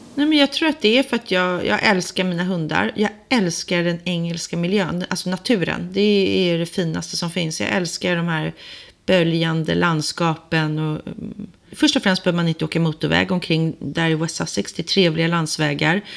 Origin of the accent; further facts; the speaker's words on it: Sweden; moved away as an adult; also born or lived in England; now in London, United Kingdom; Jag är ju svensk